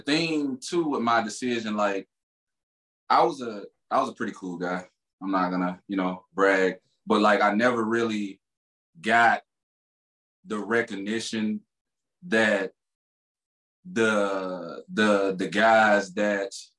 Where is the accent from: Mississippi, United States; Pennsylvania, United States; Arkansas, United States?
Mississippi, United States; Laurel; moved away; born and raised 18 years, Laurel, Mississippi, L-Town, between the bricks